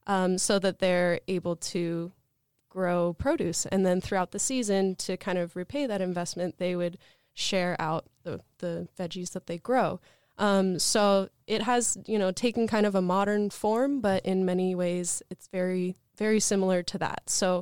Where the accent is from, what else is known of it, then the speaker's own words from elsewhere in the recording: Portland, Oregon, United States; I grew up in the Portland area, a very lush place, great for growing things.